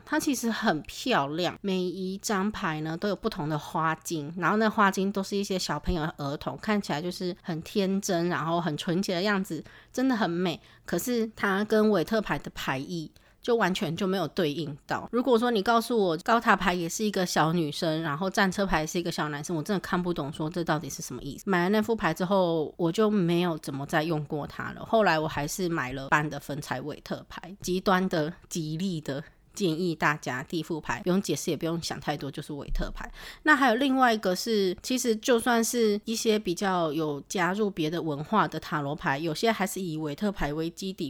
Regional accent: Taiwan; moved away as an adult; also born or lived in Japan; 因为我是台湾人，我对于地震这个东西真的已经司空见惯了

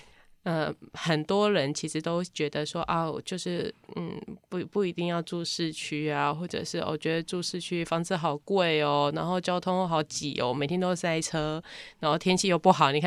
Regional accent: Taipei, Taiwan; 身为一个台北人

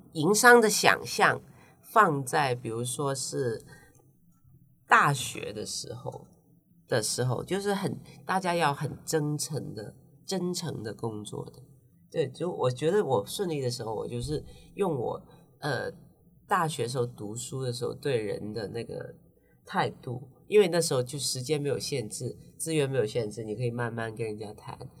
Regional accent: Hong Kong; moved away as an adult; now in Taiwan; 对我们香港人来说

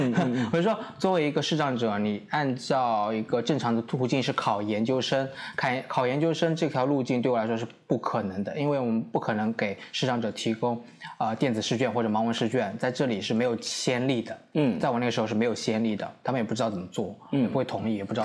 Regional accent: Suzhou, Jiangsu, China; moved away as an adult; now in Taipei, Taiwan; 我是中国大陆江苏省苏州市

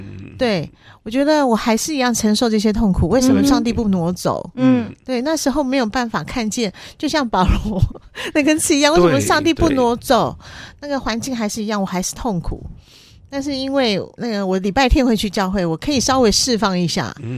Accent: Kaohsiung, Taiwan; 我是高雄人，是，然后娘家在高雄，

